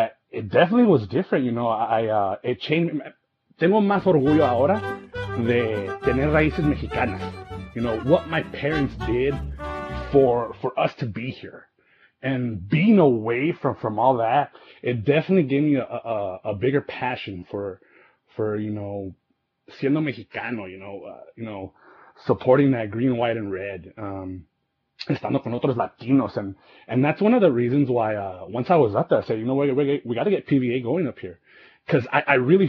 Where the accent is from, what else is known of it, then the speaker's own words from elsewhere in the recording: Yuma, Arizona, United States; moved away as an adult; also born or lived in Salinas, California / Phoenix, Arizona; now in Denver, United States; I was born in Salinas, California, you know. Moved out to Arizona around kindergarten. It's pretty much here up until my early 20s and moved out to Phoenix after Yuma